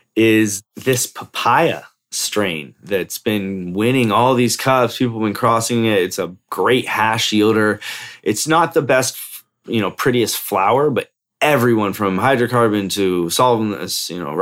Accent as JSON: {"language": "English", "region": "California", "country": "United States", "lives_now": "Colorado, United States", "said": "And I moved to Colorado from Cali originally because I wanted protection, you know?"}